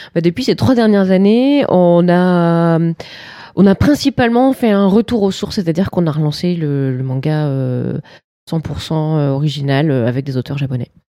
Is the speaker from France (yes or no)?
yes; France; on est français